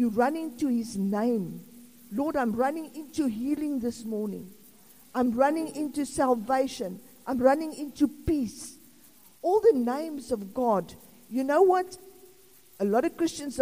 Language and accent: English; South Africa; I'm South African